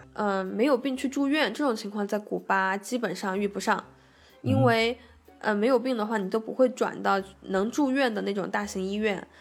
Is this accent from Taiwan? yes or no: no; China; also born or lived in Cuba; 他们知道我们是中国人